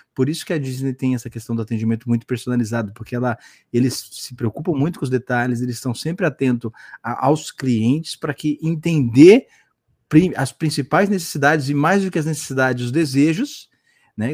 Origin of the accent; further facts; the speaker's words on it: Santos, São Paulo, Brazil; aqui em Santos, né? Como eu falei, eu sou de Santos